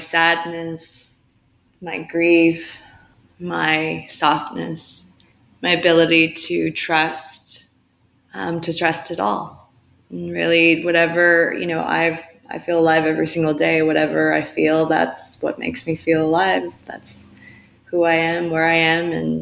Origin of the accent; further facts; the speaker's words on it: California, United States; now in Montreal, Canada; I was born in California, and I'm a Yonsei, which is fourth generation Japanese American. And then I grew up there